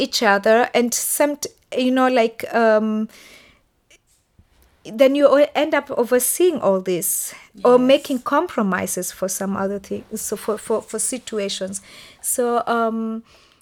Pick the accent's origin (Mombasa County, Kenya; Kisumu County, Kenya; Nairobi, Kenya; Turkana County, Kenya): Nairobi, Kenya; moved away as an adult; also born or lived in Heimbach, Germany; now in Dortmund, Germany; I come from Nairobi, and Nairobi is over 2,000 square meters high